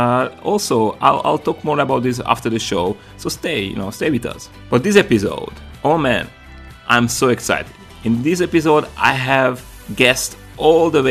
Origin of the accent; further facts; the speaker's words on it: Slovakia; now in United States; we are both from Slovakia